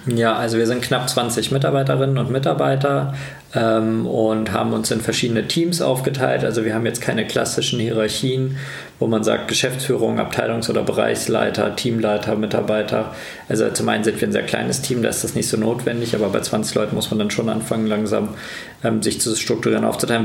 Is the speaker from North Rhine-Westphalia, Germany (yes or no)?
no; Kassel, Hesse, Germany; moved away as an adult; Tatsächlich ist das auch mein Heimat, meine Heimatstadt.